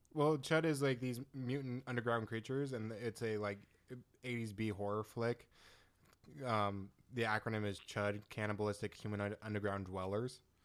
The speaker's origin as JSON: {"language": "English", "country": "United States"}